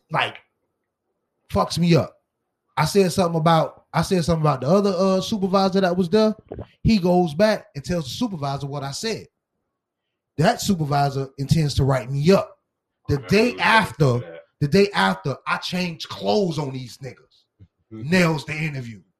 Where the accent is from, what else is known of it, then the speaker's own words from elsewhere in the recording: Miami, Florida, United States; I'm from Miami Dade County.